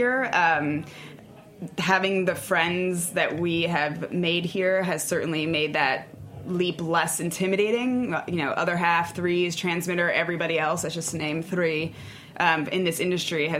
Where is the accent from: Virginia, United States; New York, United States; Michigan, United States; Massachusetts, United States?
New York, United States; New York City; now in Asheville, United States; I grew up in Brooklyn